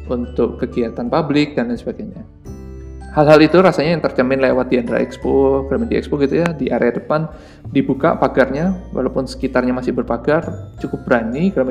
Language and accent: Indonesian; Surabaya, East Java, Indonesia; saya tahu Pak Emil itu awalnya saat di Surabaya pada saat itu di kota saya sedang dibangun sebuah apa ya toko buku